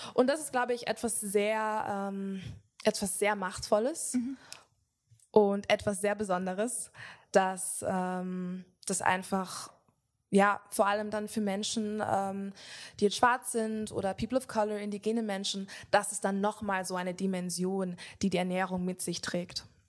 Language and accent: German; Jamaica; Ich komme selber aus Jamaika